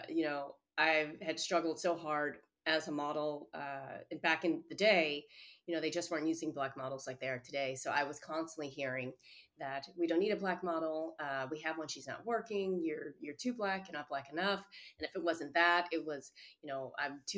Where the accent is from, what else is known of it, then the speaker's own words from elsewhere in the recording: outside of Chicago, Illinois, United States; now in Boston, United States; When I was growing up outside of Chicago